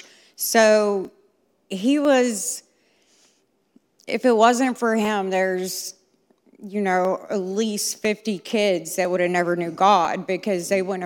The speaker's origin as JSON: {"language": "English", "town": "Concord", "country": "United States"}